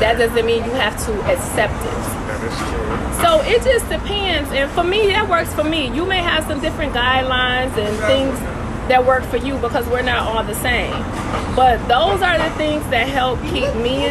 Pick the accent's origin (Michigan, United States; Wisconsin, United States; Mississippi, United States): Michigan, United States; Detroit; also born or lived in Wilberforce, Ohio; now in New York, United States; I'm from Detroit, East Side, 7 Mile